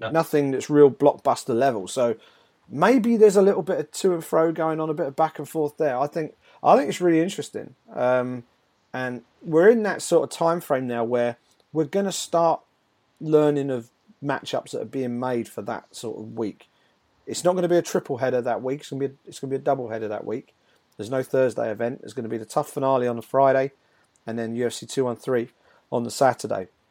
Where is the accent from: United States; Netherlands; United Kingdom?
United Kingdom; as a Brit